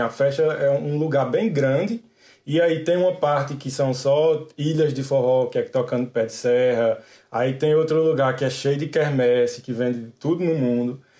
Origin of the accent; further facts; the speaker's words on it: Emas, Paraíba, Brazil; accent: paraibano, do sertão paraibano; moved away as an adult; also born or lived in Campina Grande, Paraíba; now in France; Esse sotaque é um sotaque paraibano, do sertão paraibano, vem de Emas, na Paraíba.